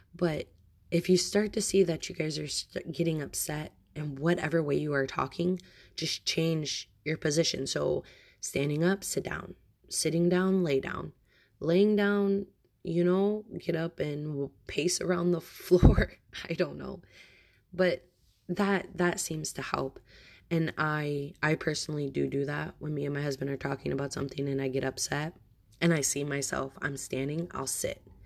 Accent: United States; I am American and my husband is Bosnian.

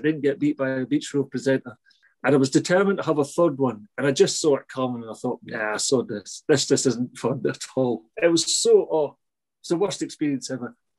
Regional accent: St Andrews, Scotland, United Kingdom; I'm from St Andrews

